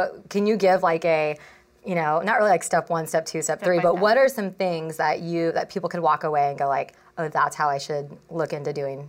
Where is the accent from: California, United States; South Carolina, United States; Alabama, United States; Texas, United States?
California, United States; San Diego; I've been like stuck in San Diego though my entire life.